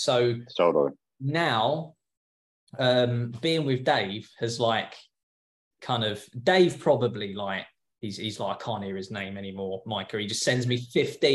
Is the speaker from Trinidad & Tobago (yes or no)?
no; England, United Kingdom; moved away as an adult; now in California, United States; I was a window cleaner back home. So I'm English